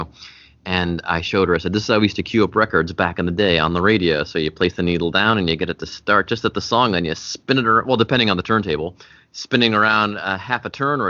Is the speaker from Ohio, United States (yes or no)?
yes; Cleveland, Ohio, United States; now in Cincinnati, United States; I'm from Cleveland